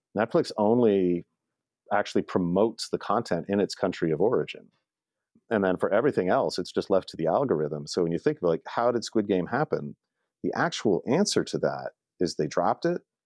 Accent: Canada; also born or lived in Toronto area; I'm Canadian and I've stayed on this side of the border

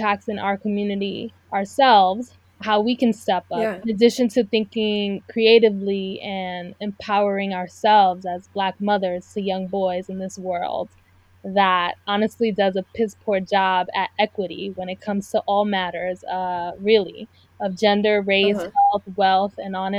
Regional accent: New York City, New York, United States; also born or lived in South Korea; I was born and raised in Brooklyn, and I've lived in many different parts of New York

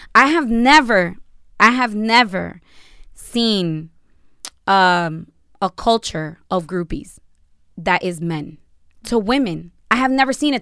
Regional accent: United States; I am American, I was born here, which is a shock to a lot of people

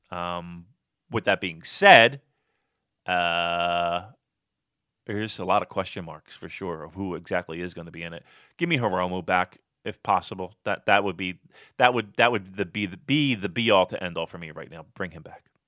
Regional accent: Philadelphia, Pennsylvania, United States; I'm from Philly

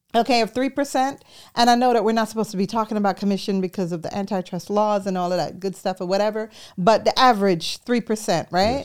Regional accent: New York City, New York, United States; moved away as an adult; also born or lived in Jamaica; I was born in Jamaica, and I grew up in New York City

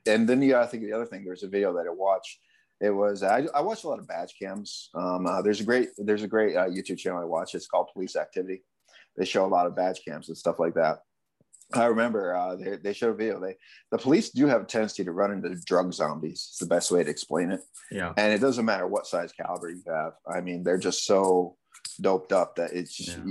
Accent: Connecticut, United States; moved away as an adult; also born or lived in California / Arizona; I grew up in Connecticut.

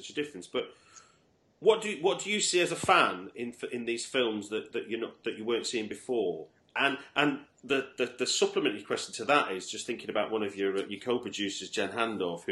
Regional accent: Manchester, North West England, United Kingdom; I grew up in Manchester

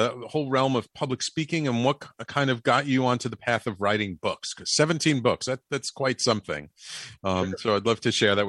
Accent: New York City, New York, United States; also born or lived in Jersey City, New Jersey; But I'm a Bronx boy, and I'm a native New Yorker.

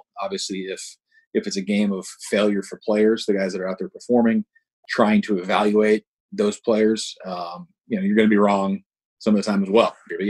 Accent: New England outside of Boston, Massachusetts, United States; moved away as an adult; now in Atlanta, United States; So I grew up in New England outside of Boston.

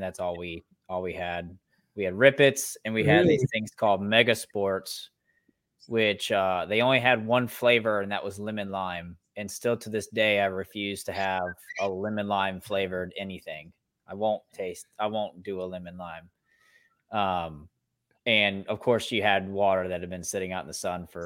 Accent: Greensboro, North Carolina, United States; I was born and raised actually in Greensboro, North Carolina

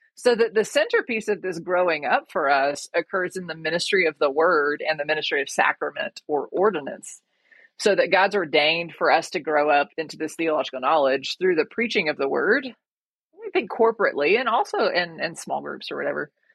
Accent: Georgia, United States; moved away as an adult; also born or lived in North Africa; I'm originally from Georgia. I did my undergrad at the University of Georgia

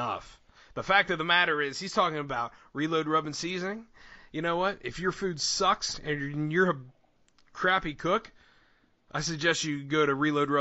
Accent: Pennsylvania, United States; I'm from Pennsylvania

